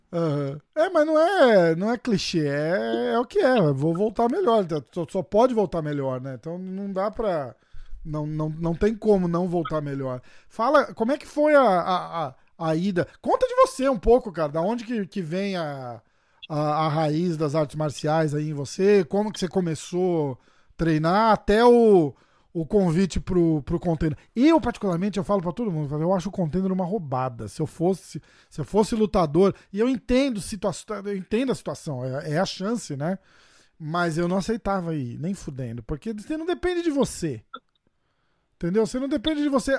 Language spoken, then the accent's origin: Portuguese; Brazil; eu sou brasileiro